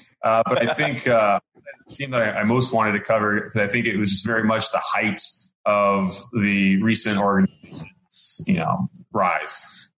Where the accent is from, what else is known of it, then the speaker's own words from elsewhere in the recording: San Diego, California, United States; San Diego, which is where I'm from.